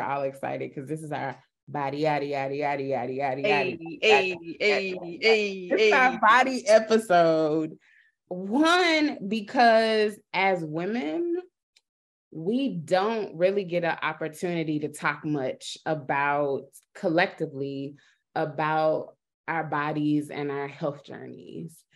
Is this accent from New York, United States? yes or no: no; North Carolina, United States; I'm from North Carolina